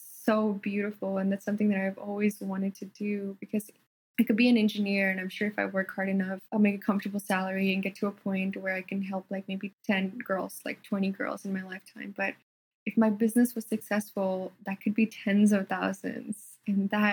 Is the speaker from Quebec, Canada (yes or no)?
no; Fort McMurray, Alberta, Canada; accent: Canadian / American; first language Telugu; moved away as an adult; also born or lived in India (Telugu-speaking region) / Edmonton, Canada; now in Los Angeles, United States; Fort McMurray. It's a city in Canada where I grew up